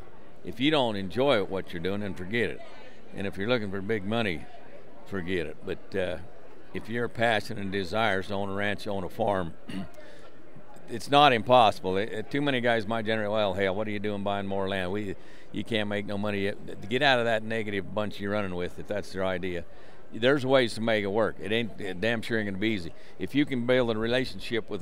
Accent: Garland, Utah, United States; I grew up in Tremont and Garland, Utah, in Box Elder County

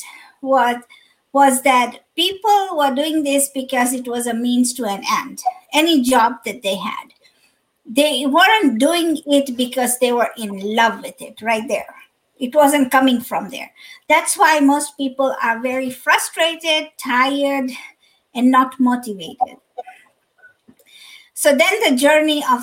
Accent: Kenya; also born or lived in Dar es Salaam, Tanzania / California / Dallas, Texas; now in Chicago, United States; I'm originally from, born and raised in Kenya

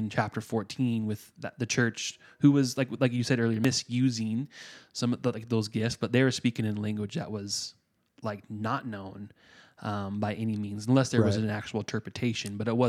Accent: Northeast, United States; Because I'm from the Northeast.

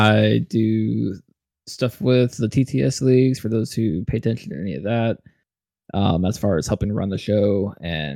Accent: Washington, United States; moved away; I grew up in Washington

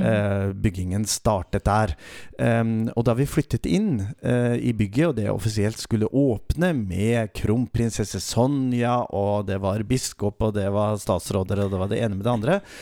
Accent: Glomfjord, Nordland, Norway; moved away; min mor hjemme i Nord-Norge, i Glomfjord

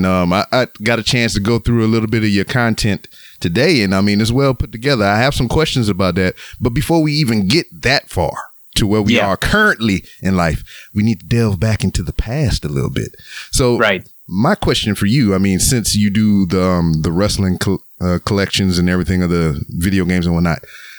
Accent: Louisiana, United States; now in Texas, United States; here in the States where I currently live in Texas, but I was born and raised in Louisiana, which, you know, from where I sit to where I was born is a 2.5-hour drive.

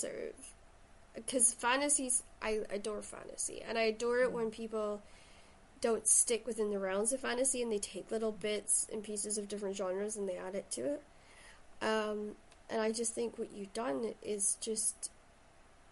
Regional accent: Shetland, Scotland, United Kingdom; now in Stirling, United Kingdom; I originally come from Shetland, so that's where the accent comes from.

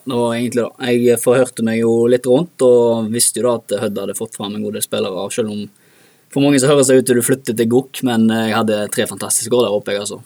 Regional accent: Bremnes, Vestland, Norway; Og så begynte jeg bare med organisert idrett når sånn fem-seks alderen, i Bremnes idrettslag

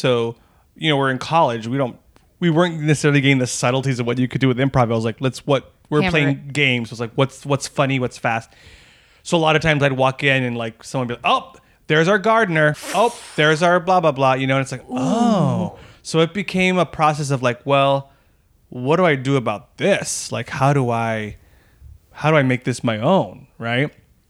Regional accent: El Paso, Texas, United States; I grew up in the Lower Valley area of El Paso. So there was like three high schools that kind of made up that community, and you would kind of know people from there.

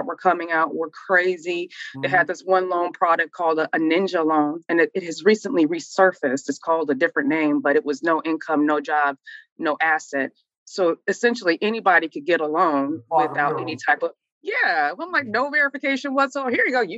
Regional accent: St. Louis, Missouri, United States; moved away as an adult; now in Atlanta, United States; I'm from St. Louis, Missouri, originally.

